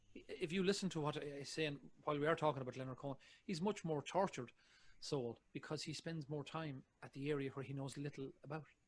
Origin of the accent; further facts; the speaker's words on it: Ireland; I'm an Irishman.